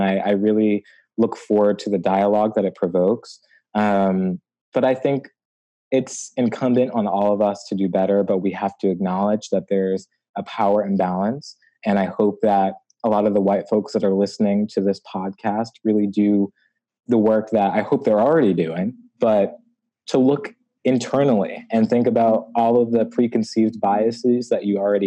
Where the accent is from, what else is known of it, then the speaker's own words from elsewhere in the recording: Hartford, Connecticut, United States; growing up in Hartford, Connecticut